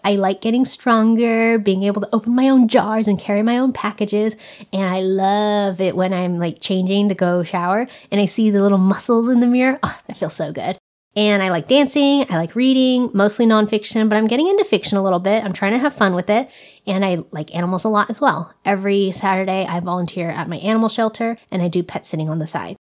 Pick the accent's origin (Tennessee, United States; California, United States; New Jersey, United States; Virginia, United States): California, United States; I have grown up in California my whole life